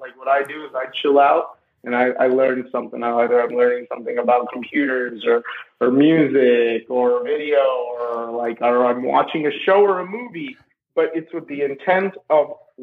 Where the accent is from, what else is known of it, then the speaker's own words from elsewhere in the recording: India; English is a second language; now in Asheville, United States; I was born in India culturally. I've always felt very Indian. English is even my second language.